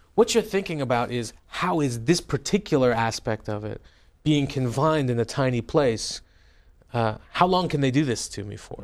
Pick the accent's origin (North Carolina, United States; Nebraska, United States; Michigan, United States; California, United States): California, United States; moved away; also born or lived in Tehran, Iran; growing up in your congressional district